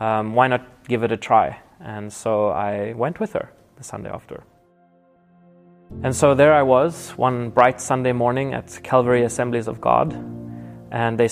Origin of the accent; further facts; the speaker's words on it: Nelspruit, Mpumalanga, South Africa; I was born in South Africa in the town of Nelspruit, close to the Kruger National Park